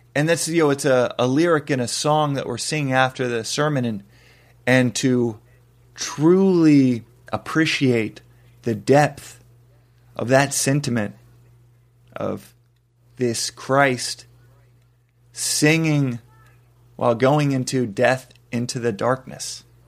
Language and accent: English; Texas, United States; Texas, I mean, Bible Belt, Texas